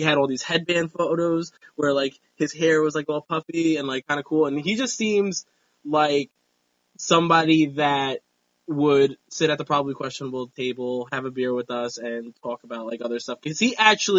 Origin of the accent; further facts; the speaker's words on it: New York, United States; I'm a New Yorker